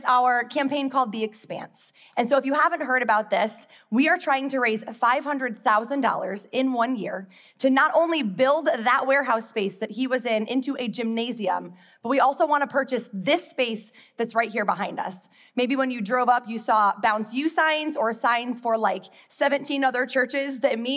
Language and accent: English; Midwest, United States; moved away as an adult; now in Charlotte, United States; I grew up in the Midwest, and then I moved to Charlotte in 2004 to teach kindergarten.